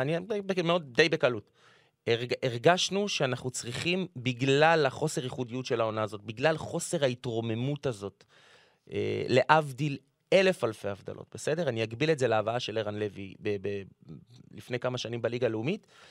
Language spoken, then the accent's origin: Hebrew; Jerusalem, Jerusalem District, Israel; אני גדלתי בירושלים